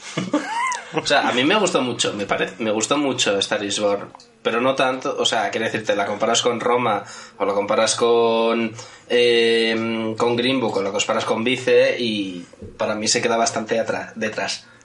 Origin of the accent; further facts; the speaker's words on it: Madrid, Community of Madrid, Spain; los tres integrantes de la mesa que nacimos en Madrid